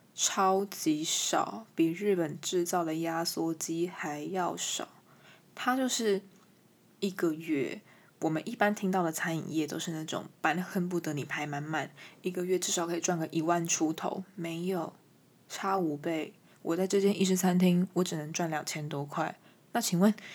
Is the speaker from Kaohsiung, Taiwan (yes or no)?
no; New Taipei, Taiwan; 我是新北人